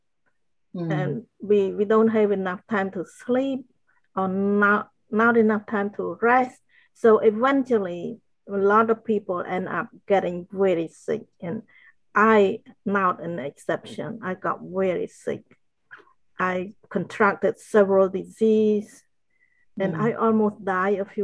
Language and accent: English; Cambodia; moved away; I grew up in Cambodia